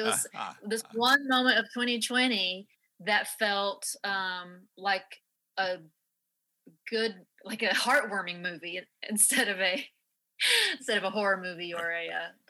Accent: Tennessee, United States; I'm from Tennessee

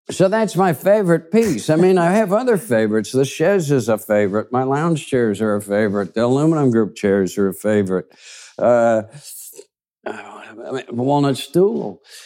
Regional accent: Kansas City, Kansas, United States; also born or lived in Seattle / Hackensack, New Jersey; those were my formative years, really, living in Kansas, uh, Kansas City on the Kansas side. And it was, I had a good upbringing in Kansas.

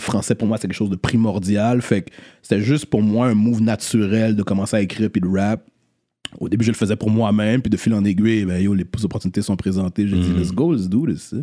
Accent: Montreal, Quebec, Canada; né à Montréal-Nord, grandi à Rivière

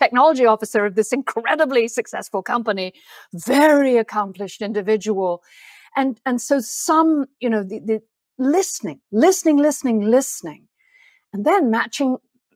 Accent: England, United Kingdom; accent: plummy; my plummy accent

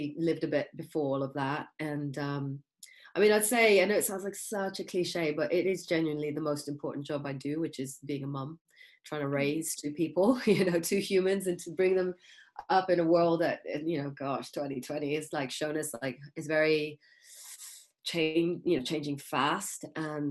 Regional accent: Kenya; I was born in Kenya

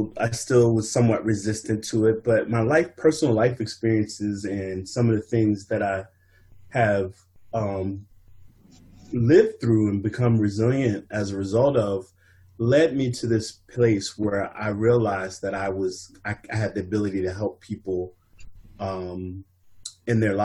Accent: Montgomery County, Maryland, United States; also born or lived in Philadelphia; I grew up in Maryland, Montgomery County, but I also spent my summers back home in Philadelphia

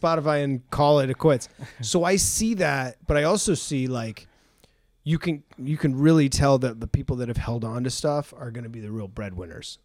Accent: New England, United States; I'm from New England

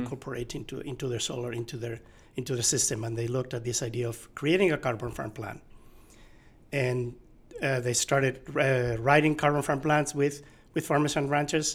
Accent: Asturias, Spain; now in California, United States; so I grew up in Asturias. It's a region in uh, in northern Spain

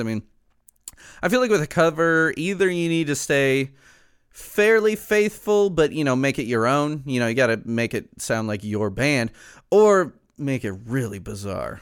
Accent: Chicago, Illinois, United States; I'm from Chicago

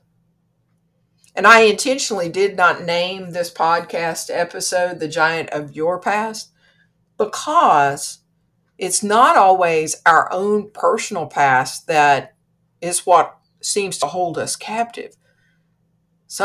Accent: Kentucky, United States; I'm from Kentucky

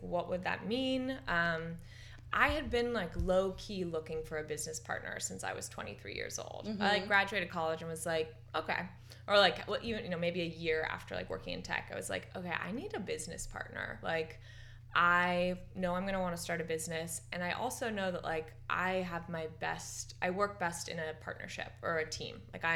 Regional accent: San Francisco, California, United States; also born or lived in Marin County, California; We grew up in San Francisco together, and we played soccer together in the Golden Gate Park Youth Recreational Soccer League

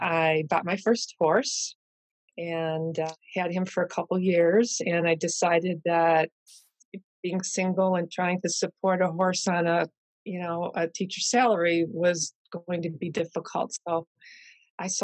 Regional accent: Cleveland, Ohio, United States; I grew up in Cleveland

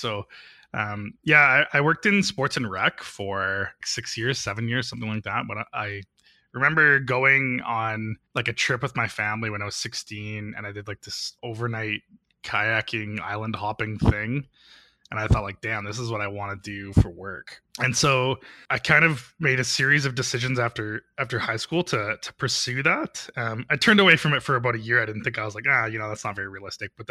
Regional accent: Donalda, Alberta, Canada; also born or lived in Vermilion, Alberta; now in Calgary, Canada; They didn't have a high school, but I grew up in Donalda

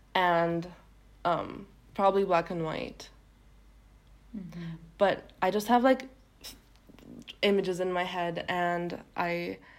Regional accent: Turkey; first language Turkish; English is a second language; now in United States; And Turkish is my mother tongue.

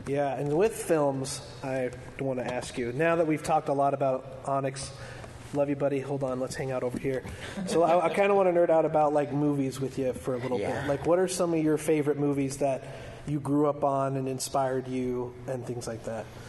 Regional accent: Salt Lake City, Utah, United States; I grew up in Salt Lake

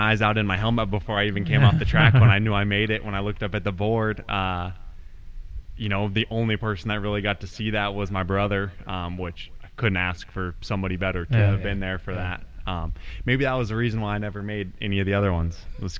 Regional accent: Colorado Springs, Colorado, United States; now in Florida, United States; Colorado Springs, Colorado.

